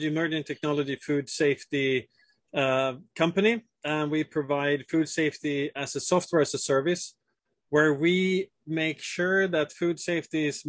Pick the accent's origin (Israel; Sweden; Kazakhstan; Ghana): Sweden; southern Sweden; moved away as an adult; also born or lived in Italy / Switzerland; born and raised in Sweden, in southern Sweden, where food is a huge part of the culture.